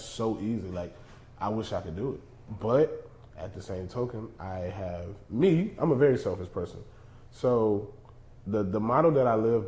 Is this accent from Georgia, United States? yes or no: yes; Georgia, United States; moved away; also born or lived in Los Angeles / Texas; I grew up in the South, man. We're from the same place. You know, I was raised in Georgia.